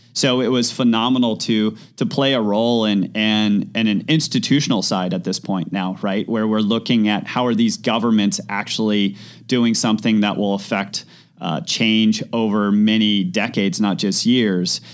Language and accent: English; Mammoth Lakes, California, United States; moved away as an adult; also born or lived in Los Angeles; growing up in Mammoth, small mountain town